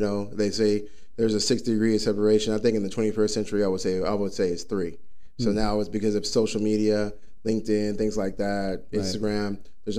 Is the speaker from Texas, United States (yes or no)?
yes; Dallas, Texas, United States; moved away as an adult; now in Arizona, United States; he brought me here from Texas. I'm originally from Dallas, Fort Worth. I'm a native there.